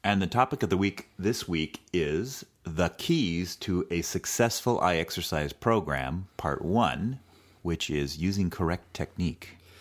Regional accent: California, United States; a native Californian

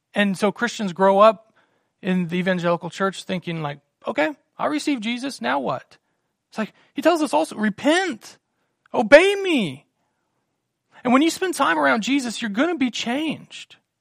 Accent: Salina, United States; also born or lived in Virginia; we got married here in Salina, moved to Virginia, and we were twenty-two hours from home

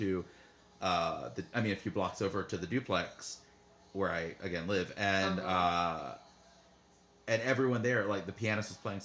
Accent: the South, United States; I'm from the South

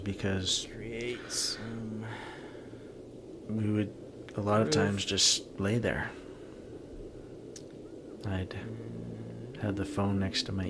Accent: Canada; I was from Canada

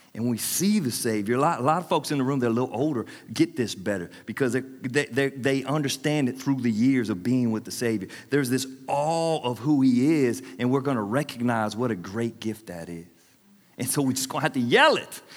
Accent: Anderson, United States; my hometown, Anderson

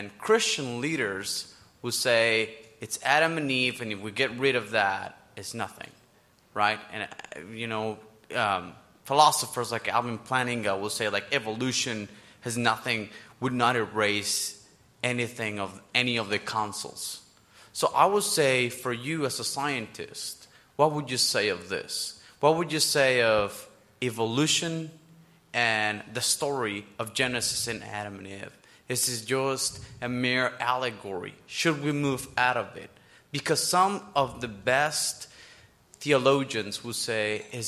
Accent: Mexico; moved away; I'm from Mexico, and I've traveled around the world

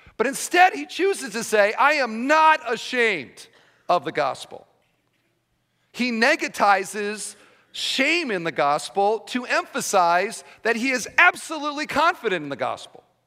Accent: Iowa, United States; I'm from Iowa

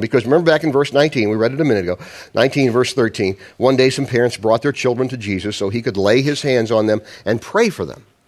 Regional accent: Midwest, United States; I'm a Midwesterner

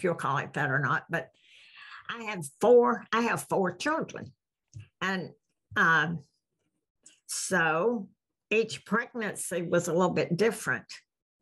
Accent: the South, United States; we're from the South

